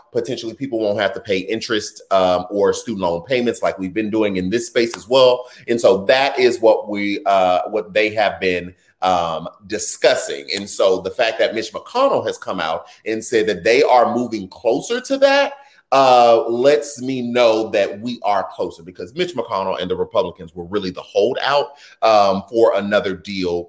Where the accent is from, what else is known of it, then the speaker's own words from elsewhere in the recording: Houston, Texas, United States; my hometown, Houston, Texas